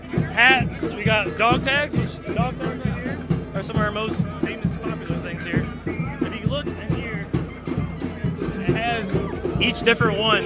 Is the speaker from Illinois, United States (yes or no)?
yes; Chicago, Illinois, United States; now in Charlotte, United States; I'm actually originally from Chicago area, and when I moved from Chicago down here to Charlotte